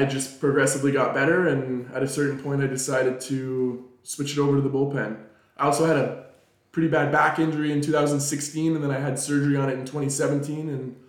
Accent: North Vancouver, British Columbia, Canada; I'm from North Vancouver, British Columbia.

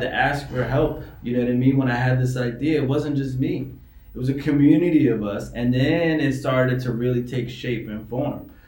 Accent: New York City, New York, United States; now in Maryland, United States; I was raised in New York City.

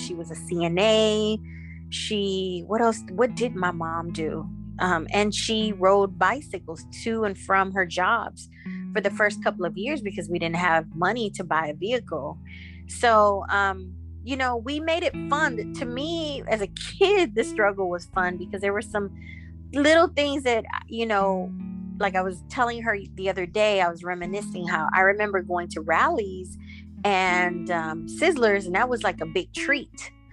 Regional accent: Inglewood, California, United States; also born or lived in Savanna-la-Mar, Jamaica / Florida; I've been a California Inglewood slash LA baby, and so California is pretty much um, all I know.

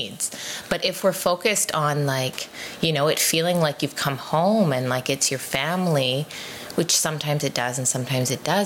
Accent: Abbotsford, British Columbia, Canada; I grew up in Abbotsford

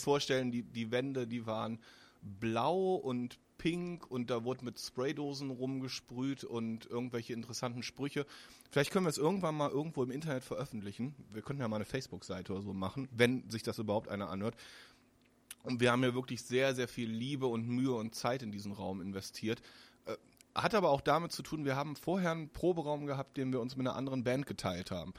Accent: Solingen, North Rhine-Westphalia, Germany; also born or lived in Cologne / Wermelskirchen; ich komme ja selbst aus Solingen

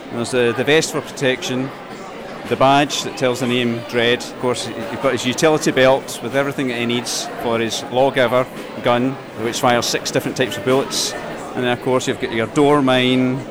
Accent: Kilwinning, Scotland, United Kingdom; I'm from Kawinning in Ayrshire

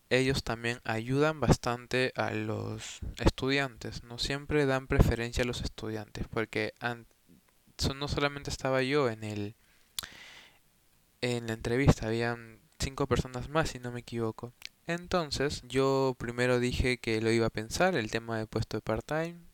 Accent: Peru; tengo 22 años, eh, soy de Perú y estudio comunicación audiovisual.

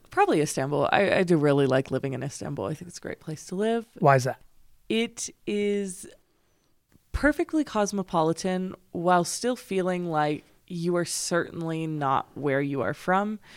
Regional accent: Las Vegas, New Mexico, United States; moved away as an adult; now in Paris, France; I am just from Las Vegas, New Mexico

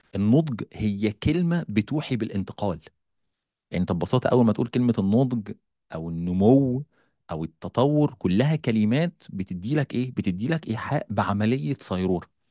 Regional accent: Egypt; عندنا في مصر

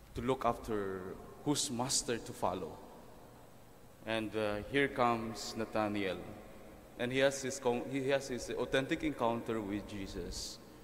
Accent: Mindoro, Mimaropa, Philippines; now in Quezon City, Philippines; when I was growing up in Mindoro

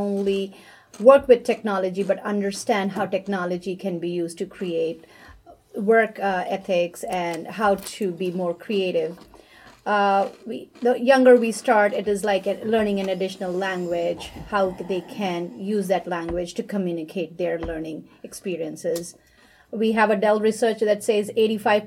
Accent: India; moved away as an adult; now in United States; I grew up in India

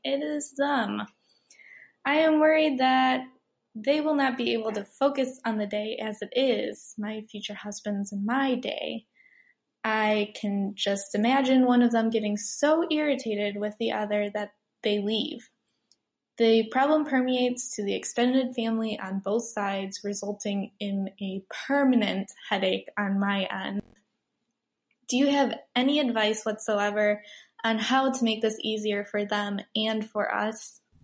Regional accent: Rockford, Illinois, United States; I am from Rockford, Illinois, in the United States.

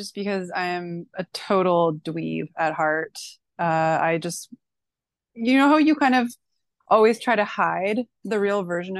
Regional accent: Manitoba, Canada; born there; also born or lived in British Columbia / Alberta / Ontario; I've lived all over Canada. Like I was born in Manitoba, lived in BC twice, also Alberta. I'm now in Ontario.

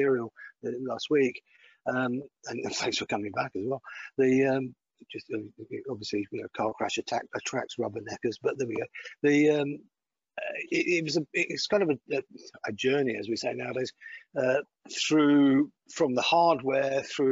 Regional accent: Greenock, Scotland, United Kingdom; accent: Glaswegian; moved away; also born or lived in Putney; I grew up in a town called Greenock on the Clyde

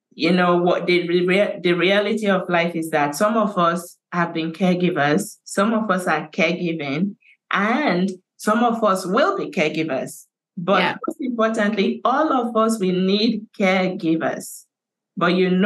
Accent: Nigeria; now in Canada; I have started working on a huge international dementia awareness campaign in my home country of Nigeria

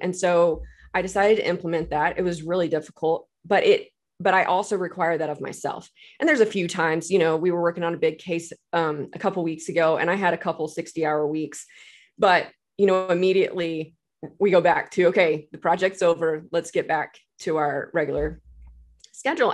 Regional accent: Texas, United States; moved away as an adult; now in Tulsa, United States; I'm originally from Texas, but I moved here to go to Oral Roberts

